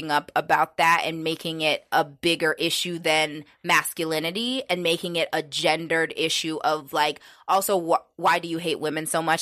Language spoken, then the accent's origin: English; Pittsburgh, Pennsylvania, United States; we talked about like growing up in Pittsburgh and all the changes that have happened there.